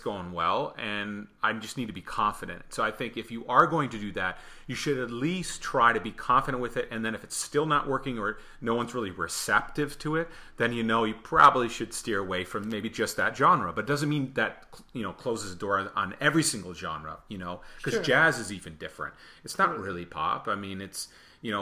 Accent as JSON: {"language": "English", "region": "Michigan", "country": "United States", "said": "I'm definitely from Michigan"}